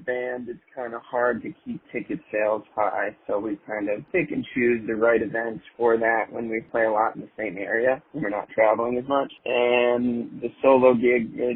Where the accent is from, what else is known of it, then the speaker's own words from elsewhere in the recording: Southern Virginia and South Carolina, United States; moved away; I grew up in Southern Virginia and South Carolina, mostly in my childhood and adolescence